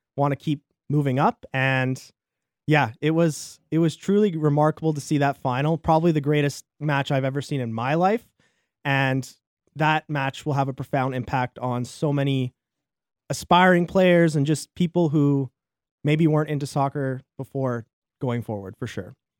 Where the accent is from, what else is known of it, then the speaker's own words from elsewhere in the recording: Canada; as a Canadian